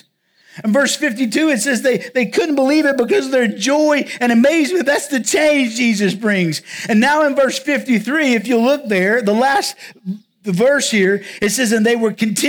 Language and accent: English; southwest Virginia, United States; also born or lived in Round Rock, Texas; now in La Grange, United States; I'm actually from Virginia. But I'm from the part of Virginia where Virginia, North Carolina, and Tennessee kind of all come together.